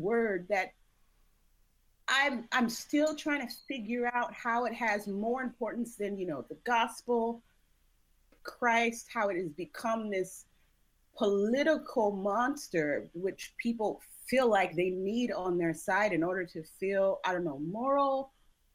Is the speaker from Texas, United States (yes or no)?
no; Long Beach, California, United States; I'm from Long Beach